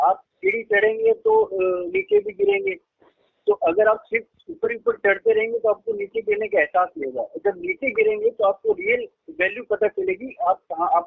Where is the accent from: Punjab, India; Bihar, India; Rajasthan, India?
Rajasthan, India; Bagar; also born or lived in Gujarat; Rajasthan M आई right बगड़ एक कस्बा है शेखावत क्षेत्र में